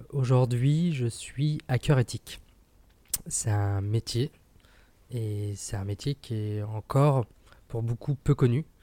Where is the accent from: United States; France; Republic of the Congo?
France; Île-de-France; also born or lived in Italy; J'ai fait une partie de mon enfance dans le Val d'Oise, donc dans le 95. Je suis parti trois ans en Italie.